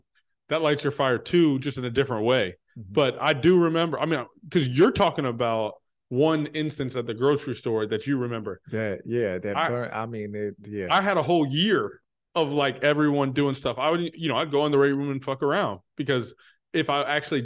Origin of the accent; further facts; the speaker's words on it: Texas, United States; I'm from Texas, where working out and weightlifting in middle school is a thing.